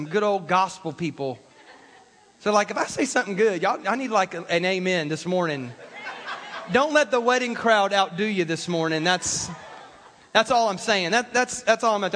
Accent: South Carolina, United States; I grew up in South Carolina.

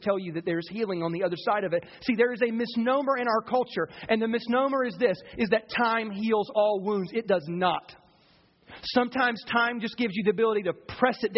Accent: the South, United States; I grew up in the South

